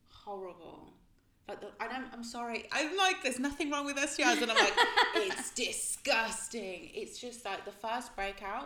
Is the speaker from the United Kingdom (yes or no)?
yes; Birmingham, West Midlands, United Kingdom; also born or lived in Croydon; I'm from Birmingham.